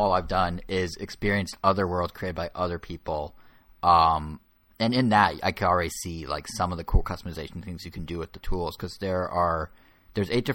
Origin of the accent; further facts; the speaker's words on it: United States; I'm American through and through